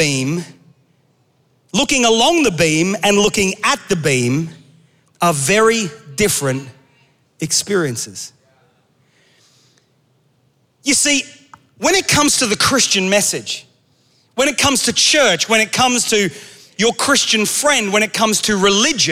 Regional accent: Australia; moved away; I grew up in Australia

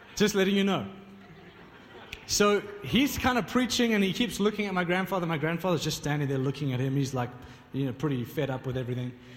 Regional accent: Johannesburg, Gauteng, South Africa; I'm not from uh, Pretoria, I'm from Johannesburg

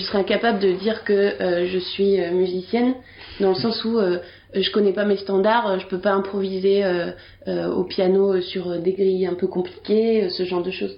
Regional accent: Bordeaux, Nouvelle-Aquitaine, France; je suis née en 1988 à Bordeaux

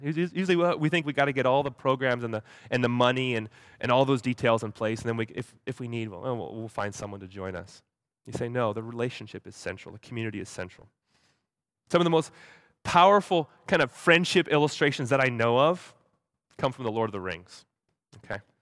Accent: Hawaii, United States; moved away; I grew up in Hawaii

